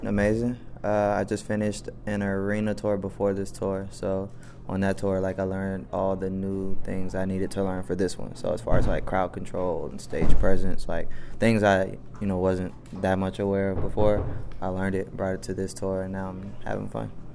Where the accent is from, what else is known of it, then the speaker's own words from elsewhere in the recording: Atlanta, Georgia, United States; I'm from the east too